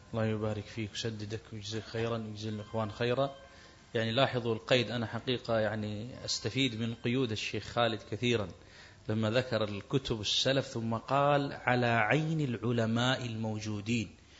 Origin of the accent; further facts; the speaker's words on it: Kuwait; عندنا في الكويت